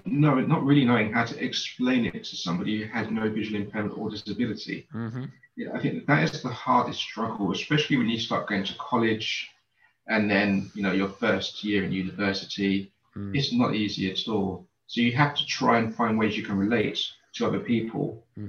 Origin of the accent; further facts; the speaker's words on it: Canning Town, London, United Kingdom; I grew up in East London in a place called Canning Town.